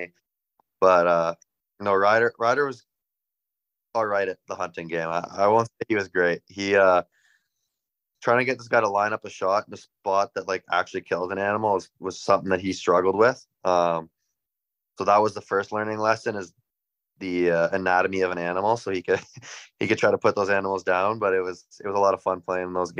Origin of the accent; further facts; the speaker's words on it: North Bay, Ontario, Canada; growing up in North Bay, there wasn't too much there.